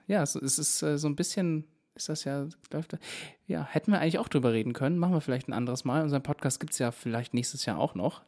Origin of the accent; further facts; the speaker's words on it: Baden-Württemberg, Germany; moved away; ich komme ja eigentlich ursprünglich aus Baden-Württemberg